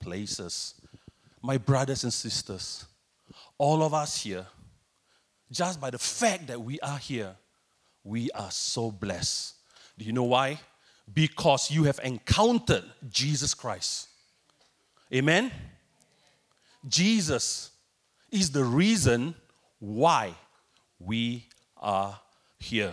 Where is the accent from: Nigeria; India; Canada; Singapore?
Singapore; moved away as an adult; now in Thailand; I'm originally from Singapore, but I've been serving as a missionary in Thailand for almost 2 decades